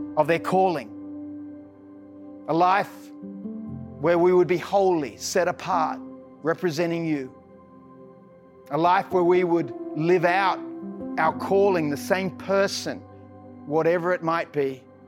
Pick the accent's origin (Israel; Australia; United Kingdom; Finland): Australia; I'm an Aussie